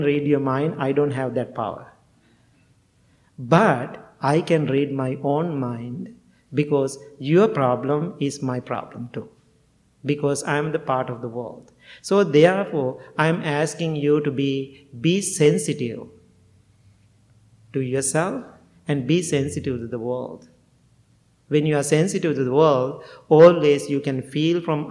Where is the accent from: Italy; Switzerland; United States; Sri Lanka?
Sri Lanka; first language Sinhala; English is a second language; moved away as an adult; Sinhala, my language